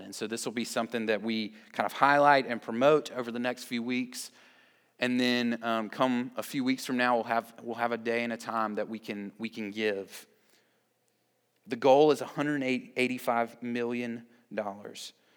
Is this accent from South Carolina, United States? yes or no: yes; Columbia, South Carolina, United States; now in Greer, United States; I grew up in Columbia